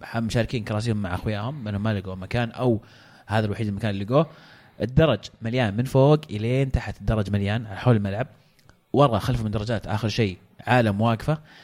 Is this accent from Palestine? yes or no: no; Saudi Arabia; عندنا في السعوديه